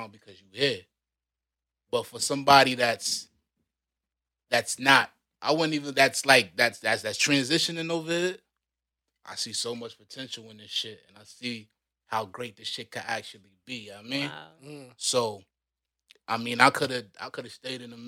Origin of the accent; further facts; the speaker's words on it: Rochester, New York, United States; moved away as an adult; now in Canada; now I'm from Rochester, New York. East side to be exact.